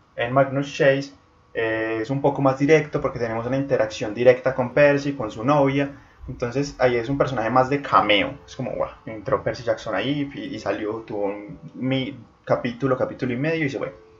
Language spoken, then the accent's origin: Spanish; Colombia; en Colombia, centrémonos en mi país, en mi región